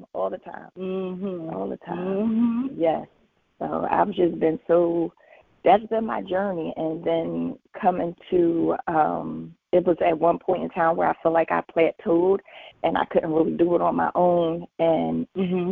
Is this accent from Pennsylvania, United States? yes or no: yes; Philadelphia, Pennsylvania, United States; I'm from Philly